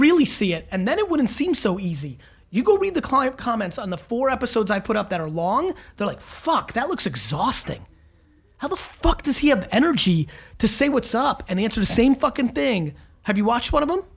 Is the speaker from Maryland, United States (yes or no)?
no; New Jersey, United States; I grew up in Jersey in the 80s